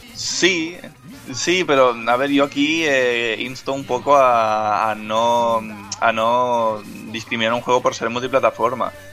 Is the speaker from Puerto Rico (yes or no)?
no; Catalonia, Spain; soy catalán